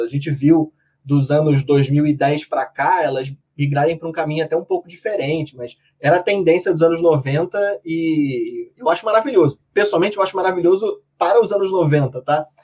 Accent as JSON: {"language": "Portuguese", "region": "Rio de Janeiro", "country": "Brazil", "said": "eu sou daqui do Rio de Janeiro"}